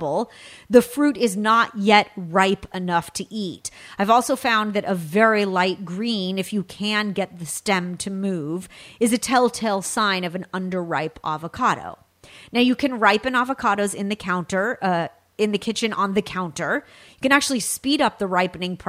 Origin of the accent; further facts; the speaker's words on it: California, United States; from my home state of California